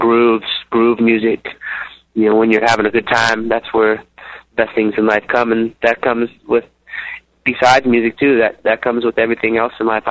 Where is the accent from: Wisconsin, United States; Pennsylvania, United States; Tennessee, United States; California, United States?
California, United States; San Diego; We're down from San Diego, like 10, 15 minutes from the Mexican border.